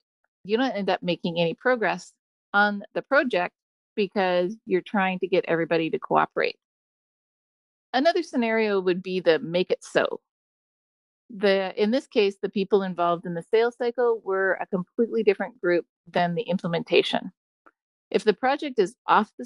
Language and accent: English; British Columbia, Canada; also born or lived in Chicago; now in San Diego, United States; I'm originally from British Columbia, currently in San Diego, and got there via Chicago.